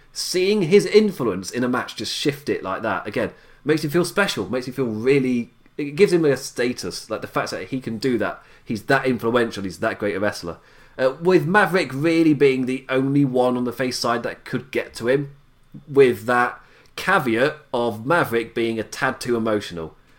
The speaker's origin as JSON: {"language": "English", "region": "England", "country": "United Kingdom", "said": "I'm English"}